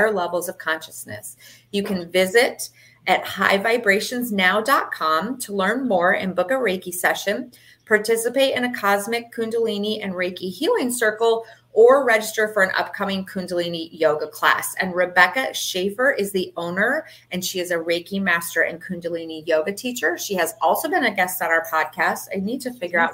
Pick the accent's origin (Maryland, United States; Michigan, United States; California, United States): Michigan, United States; now in Fort Lauderdale, United States; I'm from Michigan originally